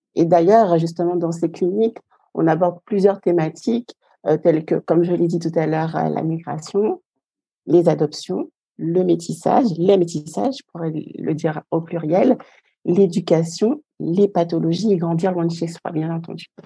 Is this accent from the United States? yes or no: no; Guadeloupe; Je viens de la Guadeloupe et j'ai un petit garçon de 3 ans